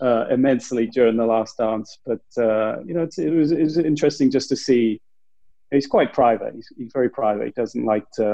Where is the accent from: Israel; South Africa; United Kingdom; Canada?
United Kingdom; England; I'm from England